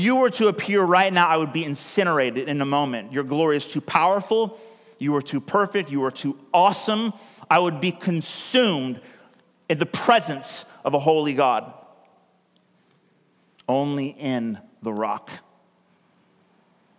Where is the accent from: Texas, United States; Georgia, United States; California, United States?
California, United States; moved away as an adult; also born or lived in United Kingdom; now in Oregon, United States; I'm actually from California